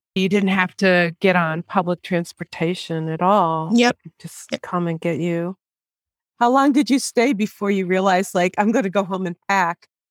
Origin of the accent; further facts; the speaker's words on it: New York City, New York, United States; moved away as an adult; also born or lived in Ghana / New Jersey; now in West Virginia, United States; I grew up in Brooklyn, New York